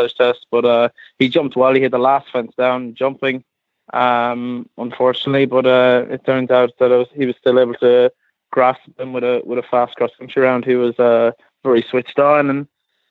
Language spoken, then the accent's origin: English; Galway, Connacht, Ireland; also born or lived in Calverstown, Kildare; now in Kildare, Ireland; I'm from Galway, which would be west of Ireland, but I'm based in Kildare, in Calverstown, Kildare